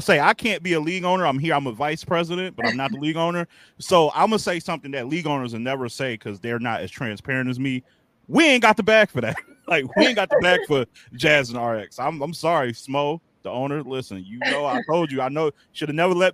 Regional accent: Midwest, United States; I'm from the Midwest

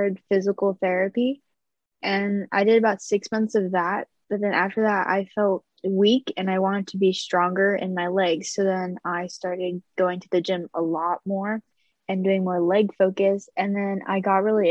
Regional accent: Southern California, United States; I'm from Southern California

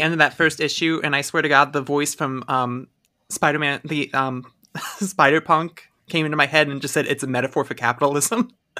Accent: Ohio, United States

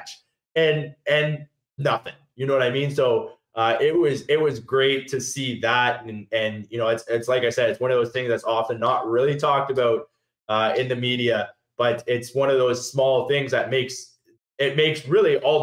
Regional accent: Niagara Falls, Ontario, Canada; now in Winnipeg, Canada; I'm originally from Niagara Falls.

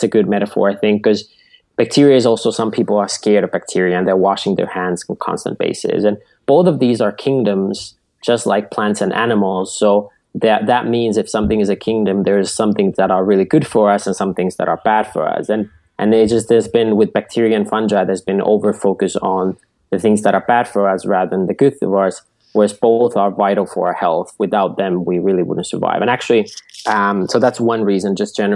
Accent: Finland; moved away; Originally, I grew up in Finland at our family farm.

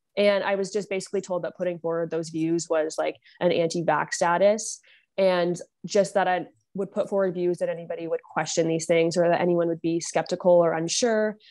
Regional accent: Niagara, Ontario, Canada; now in Ottawa, Canada; I grew up in Niagara, Ontario

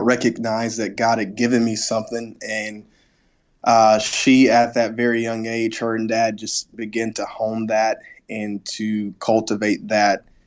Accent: South Mississippi, United States; the church that I grew up at in South Mississippi

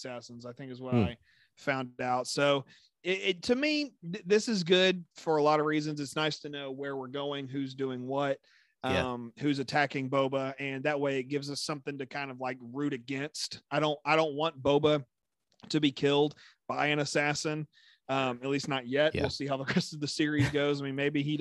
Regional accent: Texas, United States; As a Texan

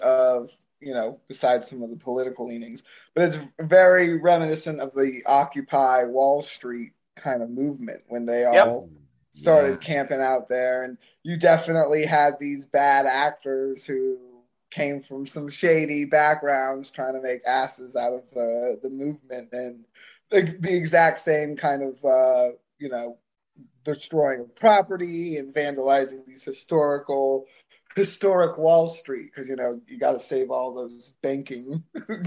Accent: Florida, United States; I'm from Florida

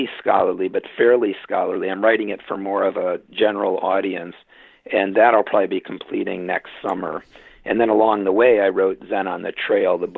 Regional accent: Litchfield, Connecticut, United States; moved away as an adult; also born or lived in Williamstown, Massachusetts / Kyoto, Japan / Claremont, California; I was brought up a Congregationalist, one Protestant dominant denomination in rural Connecticut, in my hometown of Litchfield, Connecticut

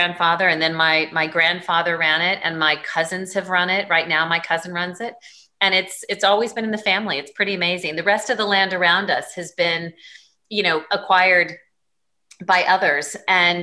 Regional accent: Douglas County, Colorado, United States; moved away as an adult; also born or lived in Denver, Colorado / Los Angeles / Dallas; now in Connecticut, United States; I was born in Denver, but raised in Douglas County

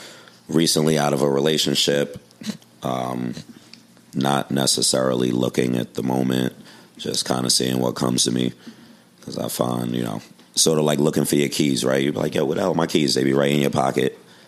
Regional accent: New York City, New York, United States; And I hail from Brooklyn. Made the trek all the way up to Harlem.

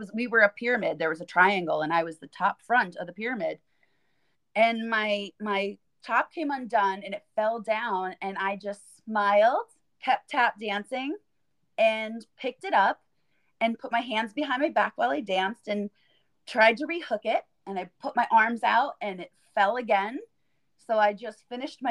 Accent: Pennsylvania, United States; now in New York, United States; I'm originally from Pennsylvania

